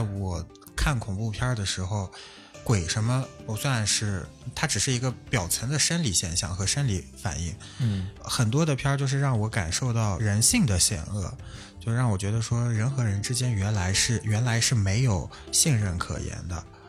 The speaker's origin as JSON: {"language": "Chinese", "area": "Alxa", "region": "Inner Mongolia", "country": "China", "tie": "born or raised there", "also_born_or_lived": "Northeast China", "said": "我家乡那边儿发现的灵异事件，就阿拉善那边儿"}